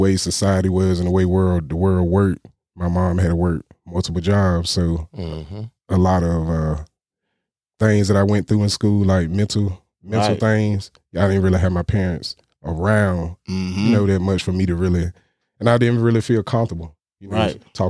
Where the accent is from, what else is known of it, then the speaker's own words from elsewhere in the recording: Windsor, North Carolina, United States; I'm from Windsor, North Carolina. I got a lot of family there. I didn't really grow up there. My dad was military, so I moved a lot.